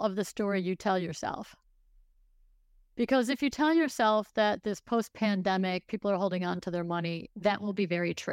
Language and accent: English; Buffalo, New York, United States; I grew up in Buffalo, New York